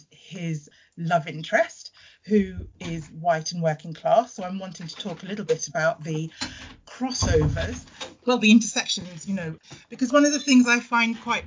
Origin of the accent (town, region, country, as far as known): United Kingdom; born or raised there; also born or lived in Trinidad